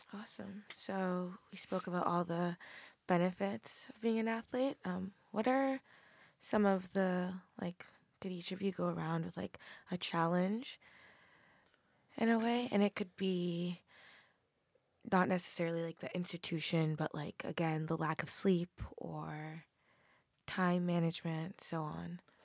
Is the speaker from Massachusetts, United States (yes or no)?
yes; Massachusetts, United States; I'm from Massachusetts